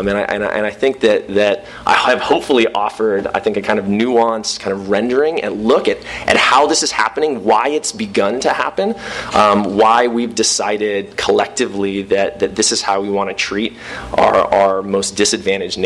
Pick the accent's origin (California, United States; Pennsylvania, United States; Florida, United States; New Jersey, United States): California, United States; Southern; I'm from Southern California